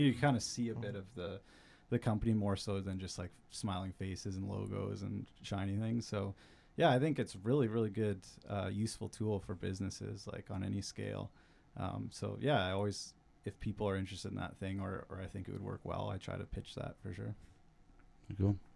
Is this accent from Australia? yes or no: no; Burns Lake, British Columbia, Canada; I grew up in Burns Lake, like a small town up north.